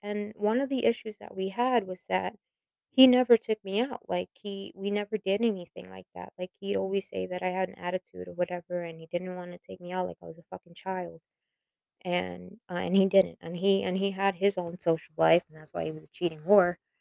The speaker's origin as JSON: {"language": "English", "town": "New York City", "region": "New York", "country": "United States", "tie": "born or raised there", "also_born_or_lived": "Florida", "moved": "as an adult", "said": "I was born and raised in the Bronx, New York"}